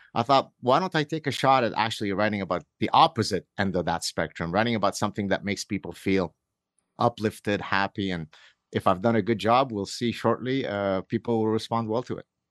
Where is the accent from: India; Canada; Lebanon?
Lebanon; moved away; I grew up in Lebanon where we were part of the last remaining, uh, group of Jews that had not left Lebanon